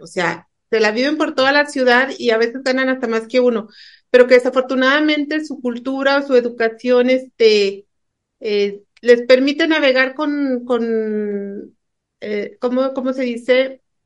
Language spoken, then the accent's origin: Spanish; Mexico; como mexicano